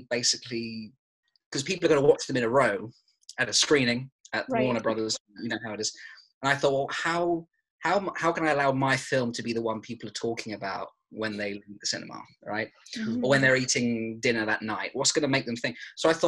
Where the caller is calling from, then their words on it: London, United Kingdom; I'm calling from London at the moment